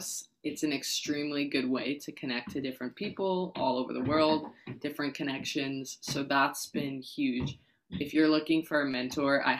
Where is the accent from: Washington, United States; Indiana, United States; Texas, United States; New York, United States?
New York, United States; New York City; I'm from New York City